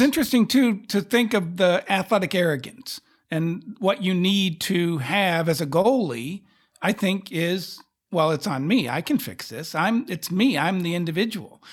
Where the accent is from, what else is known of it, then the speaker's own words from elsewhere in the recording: Texas, United States; as a Texan